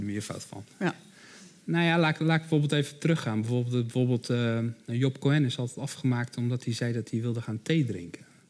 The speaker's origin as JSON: {"language": "Dutch", "town": "Rotterdam", "region": "South Holland", "country": "Netherlands", "said": "ik hoor het misschien aan mijn accent, ik kom zelf uit Rotterdam"}